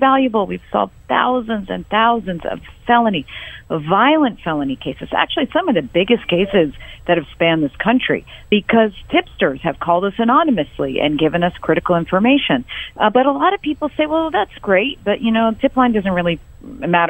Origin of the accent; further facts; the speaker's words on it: Boston, Massachusetts, United States; moved away as an adult; now in Houston, United States; born and raised in Boston, Massachusetts